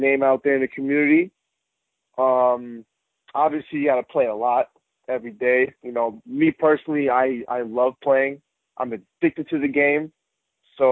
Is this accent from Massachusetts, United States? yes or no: no; New York City, New York, United States; I was born and raised in Bayside, New York, right here by Flushing, Queens